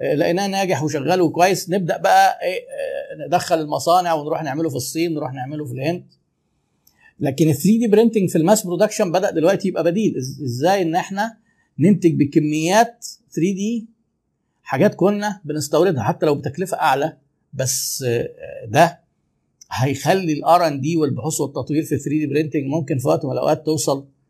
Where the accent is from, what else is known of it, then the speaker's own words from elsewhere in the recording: Egypt; احنا طبعا عندنا في مصر